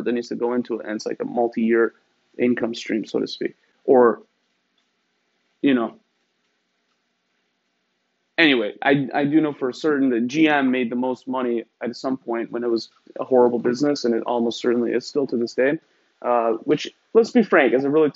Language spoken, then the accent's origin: English; Iran; moved away; I'm from Iran.